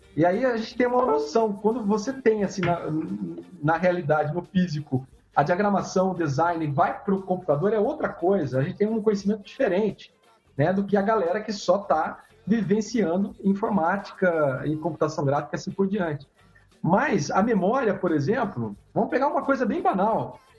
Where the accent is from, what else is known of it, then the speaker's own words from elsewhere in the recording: interior of São Paulo, Brazil; eu sou do interior de São Paulo, eu era criança